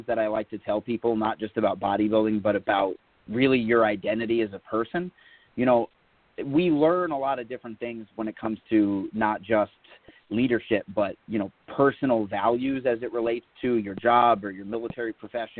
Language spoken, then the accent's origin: English; Connecticut, United States; also born or lived in New York; my home state of Connecticut, and then where I was born in New York.